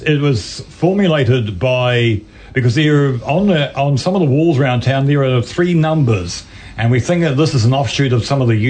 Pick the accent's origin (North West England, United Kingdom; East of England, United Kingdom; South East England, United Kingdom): East of England, United Kingdom; Cambridge; discussion on Cambridge yesterday with some of the people there of this thing yesterday. Still a good town, my hometown.